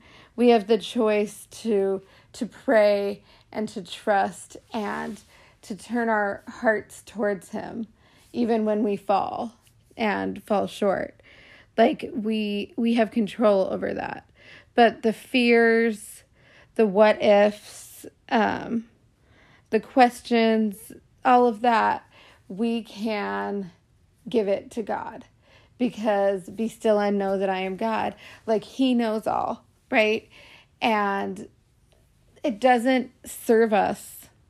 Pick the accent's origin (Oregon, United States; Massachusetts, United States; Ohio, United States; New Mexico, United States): Oregon, United States; Portland; also born or lived in New York / California / Canada; I was born in New York. I lived in different parts of New York and in California, and well, before California, at Canada, and then California, and Portland, Oregon is where I spent most of my growing up years.